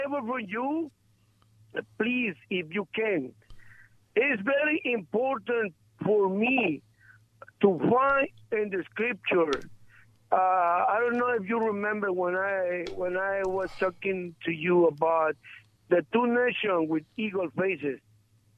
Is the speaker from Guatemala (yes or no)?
yes; Guatemala; moved away; I am from Guatemala. I'm not born in this country